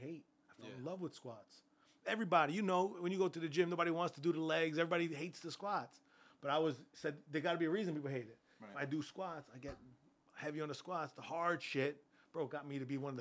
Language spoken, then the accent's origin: English; Freeport, New York, United States; I grew up in Freeport, New York.